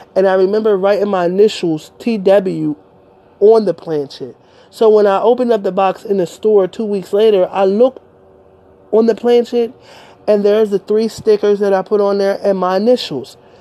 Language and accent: English; Delaware, United States; I'm from Delaware